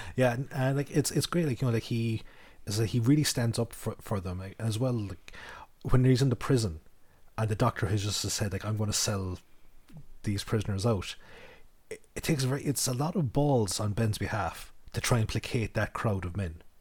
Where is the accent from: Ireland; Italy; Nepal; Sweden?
Ireland; we're Irish